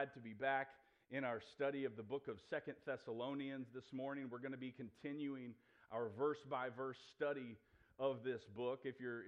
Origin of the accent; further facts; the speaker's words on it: New Philadelphia, Ohio, United States; moved away; my hometown of New Philadelphia, Ohio